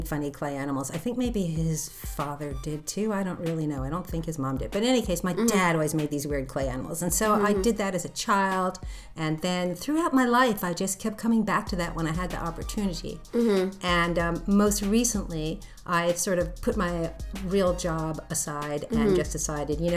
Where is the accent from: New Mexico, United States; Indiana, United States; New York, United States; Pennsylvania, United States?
New York, United States; New York City; moved away as an adult; also born or lived in Valencia, California; now in Santa Barbara, United States; I was born and raised in New York City. And I was actually born in Manhattan. I was raised in Riverdale in the Bronx